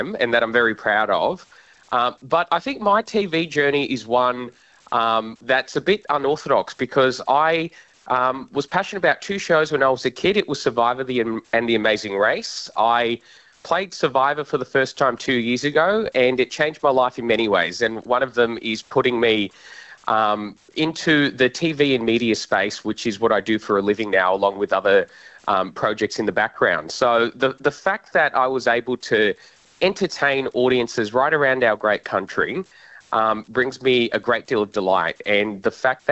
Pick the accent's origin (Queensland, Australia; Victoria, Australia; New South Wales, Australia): New South Wales, Australia; Sydney; growing up in Western Sydney